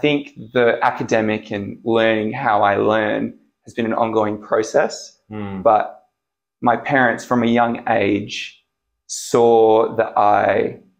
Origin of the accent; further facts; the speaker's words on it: Wanneroo, Western Australia, Australia; also born or lived in Subiaco, Western Australia; So I was born in Subiaco and raised in Wanneroo.